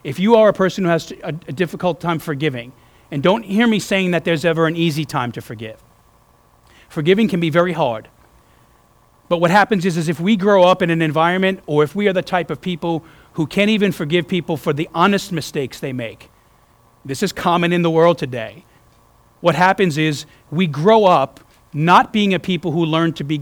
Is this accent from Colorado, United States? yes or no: no; New York, United States; moved away; also born or lived in New Orleans, Louisiana; growing up in New York